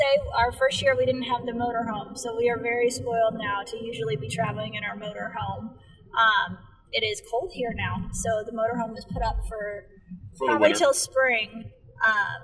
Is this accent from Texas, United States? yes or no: no; Dwight, Illinois, United States; I grew up in Dwight, Illinois